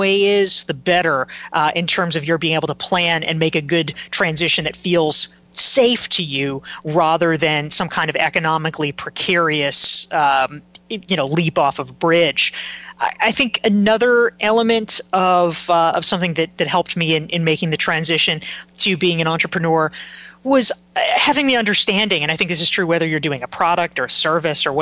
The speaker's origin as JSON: {"language": "English", "town": "Pinehurst", "region": "North Carolina", "country": "United States", "tie": "born or raised there", "said": "I grew up in North Carolina"}